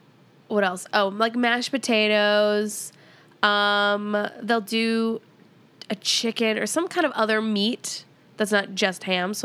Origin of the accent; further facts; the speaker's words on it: Midwest, United States; As a Midwesterner